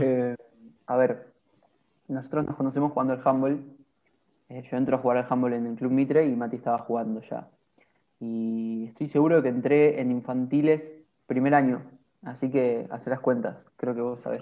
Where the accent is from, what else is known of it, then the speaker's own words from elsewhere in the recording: Argentina; como argentinos